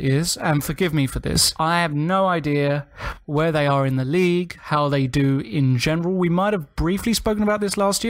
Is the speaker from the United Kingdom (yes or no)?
yes; England, United Kingdom; we're English.